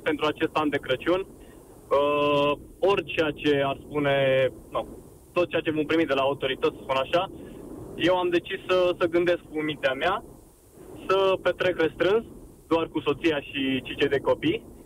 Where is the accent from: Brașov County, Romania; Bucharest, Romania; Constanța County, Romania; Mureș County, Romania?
Brașov County, Romania; Brașov; sunt din Brașov